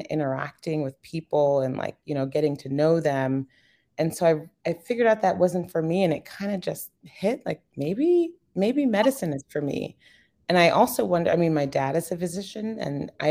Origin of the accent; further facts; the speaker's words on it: Yorktown, New York, United States; I'm from New York, born and raised